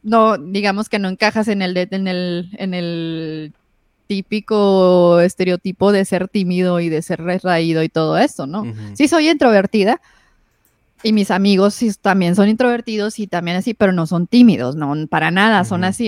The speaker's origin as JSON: {"language": "Spanish", "town": "Ciudad Juárez", "region": "Chihuahua", "country": "Mexico", "tie": "born or raised there", "said": "yo crecí en el Infopark. Entonces, yo sí, crecí en el barrio."}